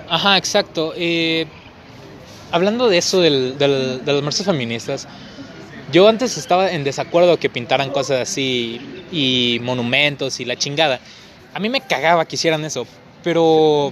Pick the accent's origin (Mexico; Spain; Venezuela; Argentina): Mexico; yo como mexicano amo mi país y yo quiero crecer en mi país.